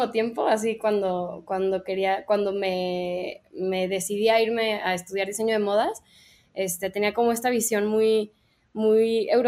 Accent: Guadalajara, Jalisco, Mexico; moved away as an adult; also born or lived in London; soy una diseñadora mexicana, soy de aquí de Guadalajara Em, hice mi carrera en Londres, estuve seis años allá

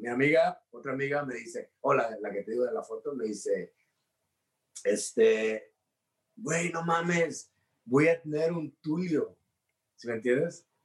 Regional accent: Mexico; los mexicanos somos

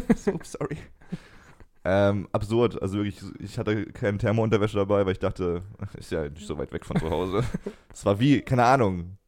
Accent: Germany

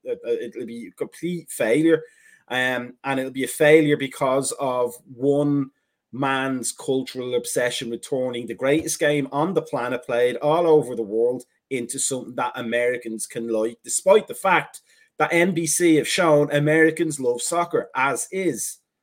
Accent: Ireland; now in United States; we're Irish

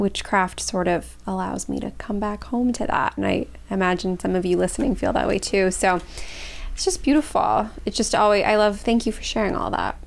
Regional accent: Los Angeles, California, United States; I grew up in Los Angeles

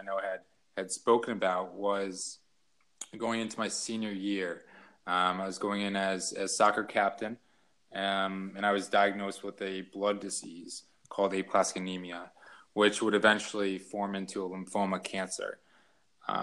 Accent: Connecticut, United States; also born or lived in Philadelphia, Pennsylvania; when I was 5, we moved, to Connecticut, where my mother is from

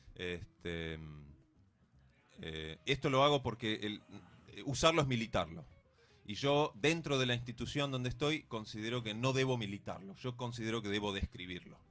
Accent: Bariloche, Río Negro, Argentina; yo soy de Bariloche

